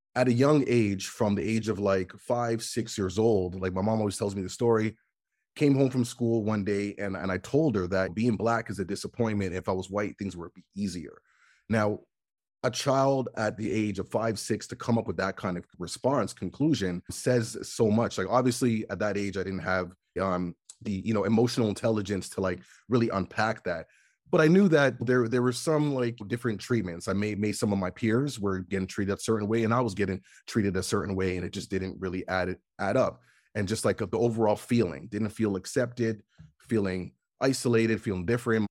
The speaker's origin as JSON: {"language": "English", "country": "Canada", "tie": "born or raised there", "said": "when I was younger, growing up in Canada, you know, like, we get winter"}